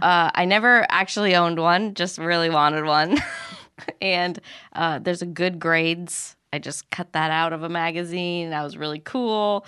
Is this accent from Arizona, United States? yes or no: yes; Arizona, United States; I grew up in Arizona